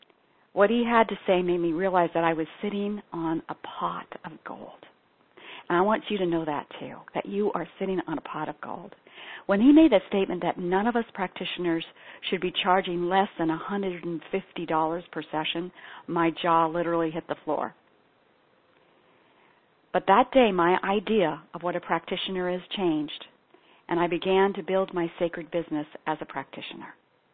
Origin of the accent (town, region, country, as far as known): Ethiopia; born or raised there